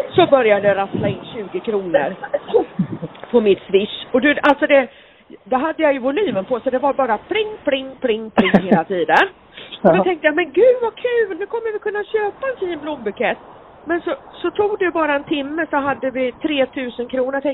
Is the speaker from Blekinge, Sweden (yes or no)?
no; Gothenburg, Västra Götaland, Sweden; jag är ju född brynäsare och jag hade ju Brynäs i blodet när jag föddes, fast jag är född i Göteborg.